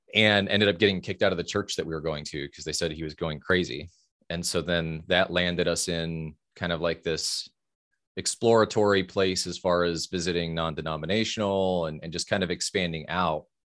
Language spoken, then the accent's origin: English; Fort Wayne, Indiana, United States; I grew up in Fort Wayne, Indiana, so Midwest, Midwest boy in the eighties